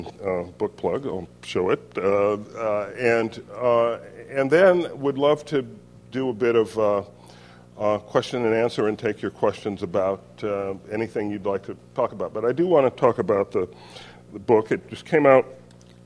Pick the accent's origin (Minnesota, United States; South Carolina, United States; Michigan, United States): South Carolina, United States; Orangeburg; moved away; where I grew up in Orangeburg, South Carolina